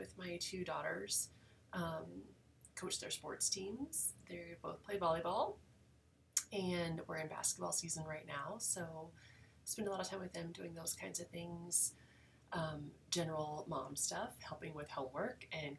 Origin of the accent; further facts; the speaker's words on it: Emporia, Kansas, United States; also born or lived in Junction City, Kansas; I am a Kansas native. I was born in Emporia, Kansas, and graduated from Junction City High School.